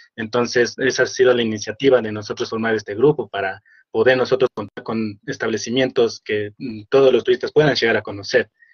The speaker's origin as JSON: {"language": "Spanish", "town": "Machachi", "region": "Pichincha", "country": "Ecuador", "said": "Soy de Machachi"}